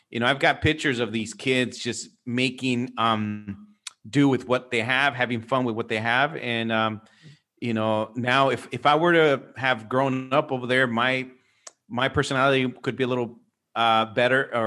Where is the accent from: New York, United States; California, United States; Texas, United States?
California, United States; San Francisco / Los Angeles; we grew up in San Francisco and, you know